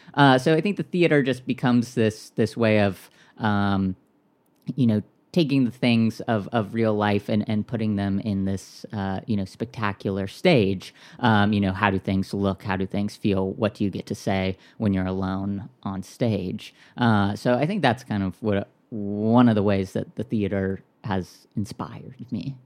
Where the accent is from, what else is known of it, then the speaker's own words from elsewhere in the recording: Orange County, Southern California, United States; moved away; also born or lived in Minneapolis / Saint Louis / Chicago / New York; I grew up in Southern California in, in Orange County